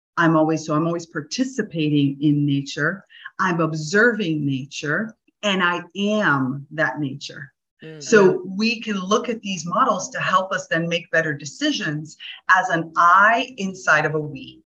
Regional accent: South Florida, United States; now in Damanhur, Italy; I grew up in South Florida

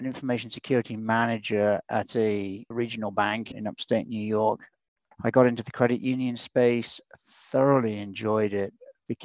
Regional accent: United Kingdom; accent: UK; moved away as an adult; now in United States; My accent's from the UK. I came over here about 24 years ago now.

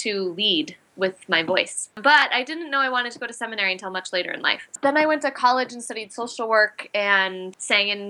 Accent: Lindstrom, Minnesota, United States; moved away as an adult; now in Portland, Maine, United States; I grew up in a small town, a small Swedish town called Lindstrom, just north of the Twin Cities

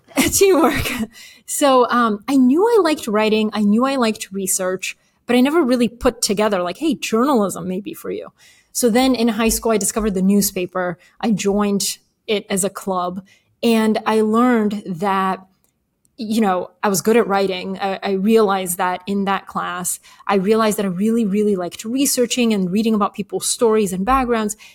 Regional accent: Atlanta, Georgia, United States; English is a second language; also born or lived in Bulgaria; We moved to Atlanta, Georgia when I was eight. Didn't speak English

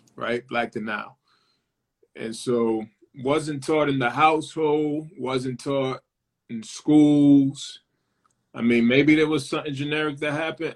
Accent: Lawrence, Massachusetts, United States; I'm from Lawrence, Massachusetts, uh, and Lawrence has a particular identity

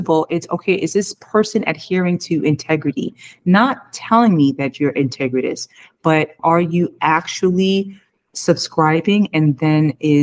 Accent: United States; I came from America

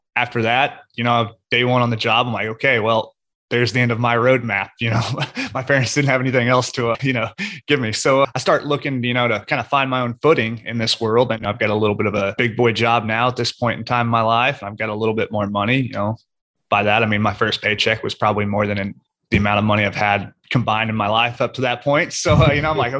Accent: Oklahoma, United States; moved away as an adult; also born or lived in Houston, Texas; I was born and raised in Oklahoma, kind of a lower to middle class upbringing

